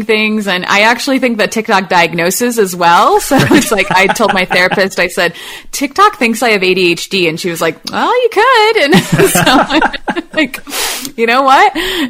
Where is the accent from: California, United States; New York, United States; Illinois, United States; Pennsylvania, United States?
Illinois, United States; Chicago; now in Austin, United States; I'm from Chicago, so I've seen a lot of snow and been in that a whole lot